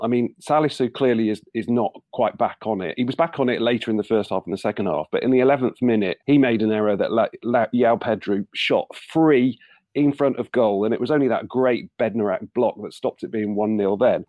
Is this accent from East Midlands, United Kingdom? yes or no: yes; Nottingham, East Midlands, United Kingdom; I grew up in Nottingham in uh, in the era of Brian Clough's all conquering Nottingham Forest as a Southampton fan